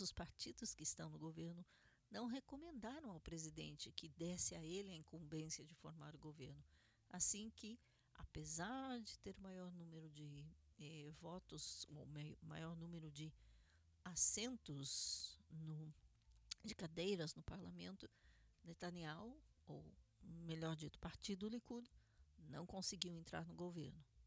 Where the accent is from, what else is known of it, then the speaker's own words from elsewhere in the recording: Curitiba, Paraná, Brazil; now in Israel; Fazenda do Rio Grande, em Curitiba, Paraná, Brasil, minha cidade natal.